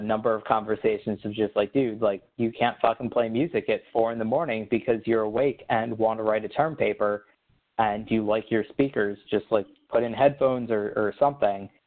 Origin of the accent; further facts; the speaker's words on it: Baltimore, Maryland, United States; moved away as an adult; I grew up in Baltimore, you know, stone's throw from, from DC